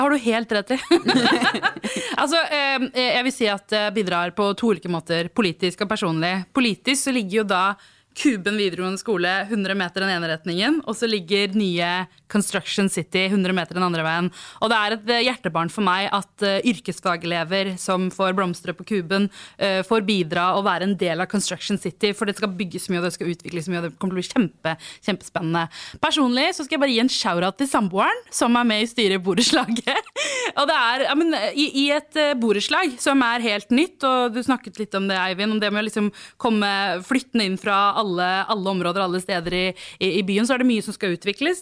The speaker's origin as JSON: {"language": "Norwegian", "region": "Oslo", "country": "Norway", "tie": "born or raised there", "said": "Jeg vokste opp på Rødtvet, og nærmeste sentrum var da Kalbakken."}